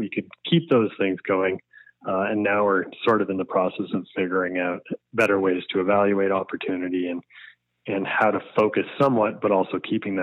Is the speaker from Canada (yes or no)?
yes; New Brunswick, Canada; I grew up in New Brunswick